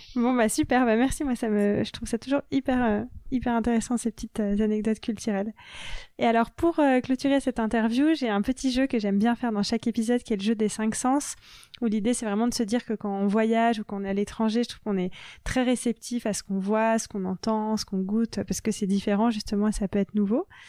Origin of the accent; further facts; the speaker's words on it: France; en grandissant en France